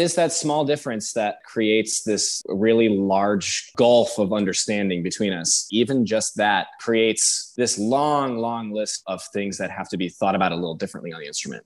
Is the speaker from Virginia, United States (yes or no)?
no; Detroit, Michigan, United States; moved away as an adult; also born or lived in New York City / Houston, Texas; now in Baltimore, United States; I moved to Michigan when I was 11 from New York City. I moved to Detroit, Michigan